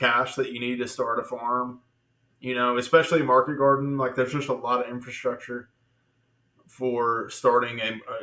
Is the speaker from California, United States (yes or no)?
no; Little Rock, Arkansas, United States; also born or lived in Denver, Colorado; now in Greenbrier, United States; I'm not even from Greenbrier, from Little Rock